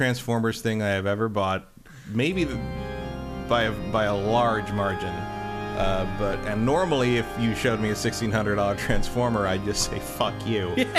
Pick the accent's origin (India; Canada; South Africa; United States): United States; As an American